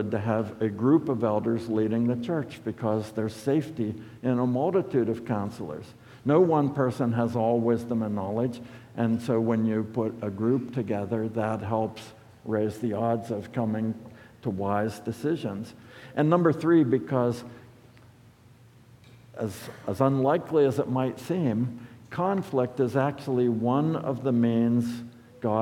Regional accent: United States; as American Christians

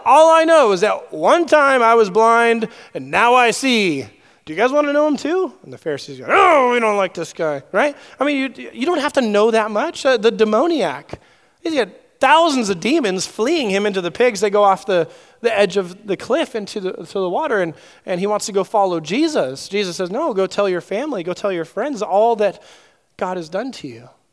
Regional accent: Southern California, United States; I grew up in Southern California

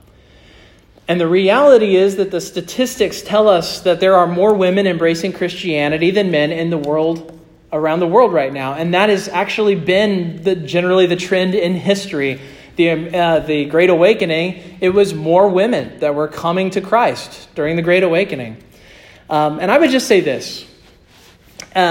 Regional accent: Kansas, United States; moved away; I'm from Kansas

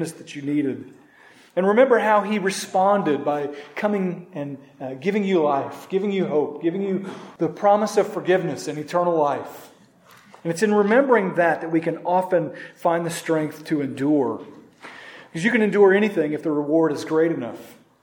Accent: Norman, Oklahoma, United States; my hometown in Norman, Oklahoma

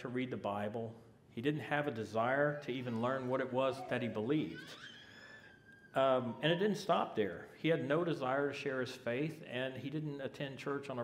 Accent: Biloxi, Mississippi, United States; moved away; I'm one of the Americans here. I'm from Biloxi, Mississippi. That's down in the southern region there, right on the Gulf of Mexico.

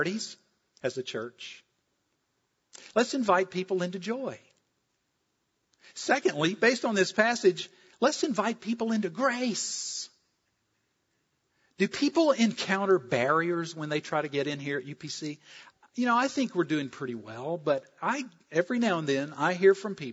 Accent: South Carolina, United States; moved away; I'm from South Carolina.

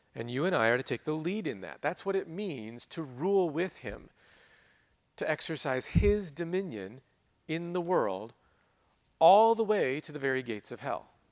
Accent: United States; growing up in America, living here as we

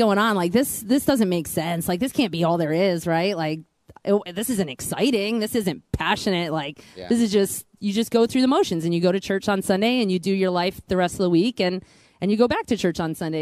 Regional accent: Pennsylvania, United States; I come from Pennsylvania. I grew up in a really small town.

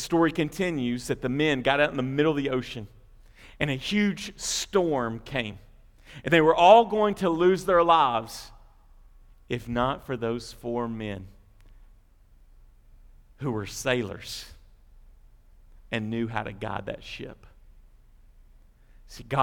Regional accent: United States; also born or lived in Bowling Green, Kentucky; as American Christians

